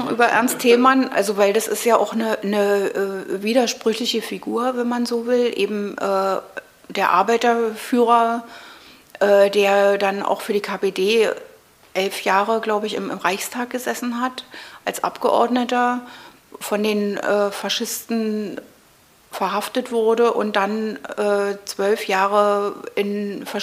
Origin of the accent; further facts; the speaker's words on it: Berlin, Germany; ich bin hier im Prenzlauer Berg {S255} äh, {S1} aufgewachsen, also ja, ich bin in, in Mitte geboren, aber sofort am Tag meiner Geburt wieder in den Prenzlauer Berg zurück.